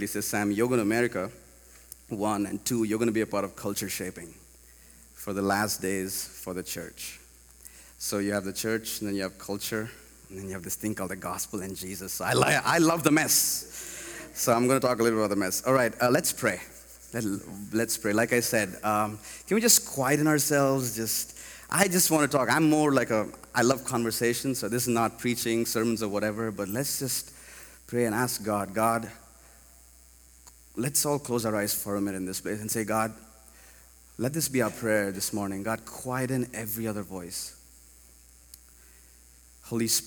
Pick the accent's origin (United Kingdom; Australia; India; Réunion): India; moved away as an adult; also born or lived in Hyderabad; we are missionaries from India.